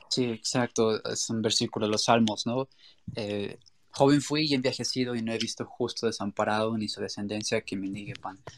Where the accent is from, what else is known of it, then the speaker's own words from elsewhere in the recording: Mexico; en nuestra cultura también mexicana